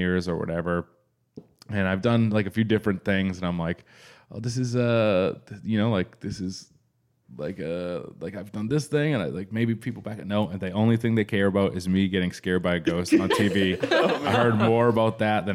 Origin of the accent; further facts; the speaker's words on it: New England, United States; now in Los Angeles, United States; I'm from New England and it's old and there's a lot of old houses